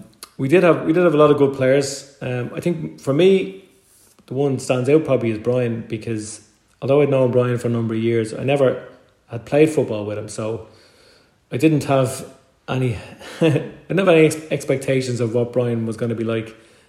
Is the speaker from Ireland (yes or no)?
yes; Rathcoole, Leinster, Ireland; I'm from Rathcoole.